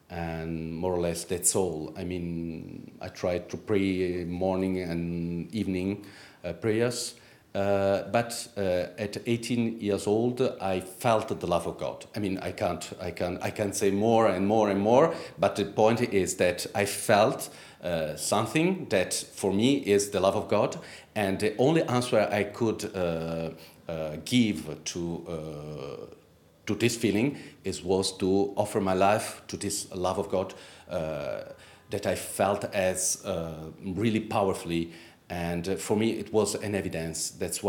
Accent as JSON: {"language": "English", "country": "Italy", "tie": "born or raised there", "second_language": "English", "said": "In Italy. I grew up in Italy."}